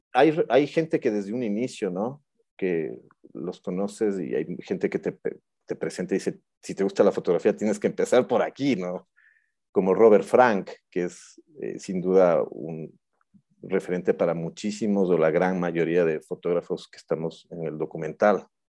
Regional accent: Quito, Pichincha, Ecuador; also born or lived in Buenos Aires; soy un quiteño de 42 años

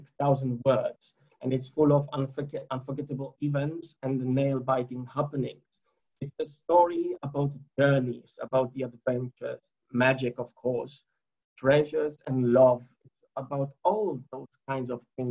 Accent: Poland; I was born and raised in Poland.

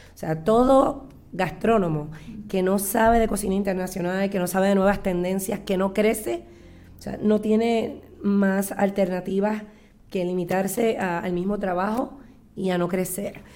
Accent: Puerto Rico

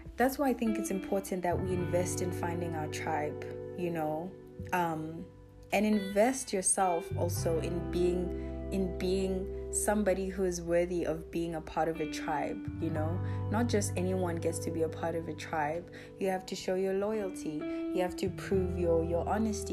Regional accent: South Africa; I was born in South Africa

